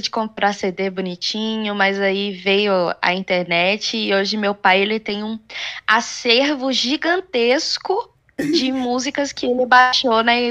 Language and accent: Portuguese; Goiás, Brazil; also born or lived in Espírito Santo; Eu fui criada em Goiás. Eu fui criada no interior de Goiás. É, tenho ali a pegadinha do sertanejo, que eu guardo pra mim.